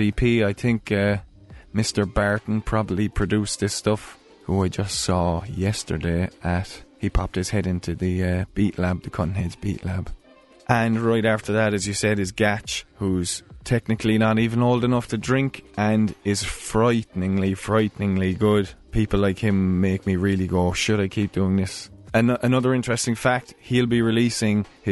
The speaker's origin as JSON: {"language": "English", "country": "Ireland", "said": "as an Irish person"}